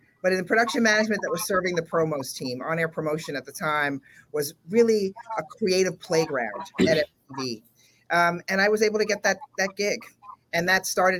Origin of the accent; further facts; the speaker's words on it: New York City, New York, United States; I grew up in the South Bronx here in New York